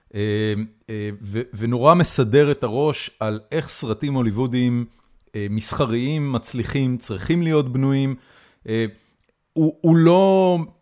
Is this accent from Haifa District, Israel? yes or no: yes; Haifa, Haifa District, Israel; אני גדלתי בחיפה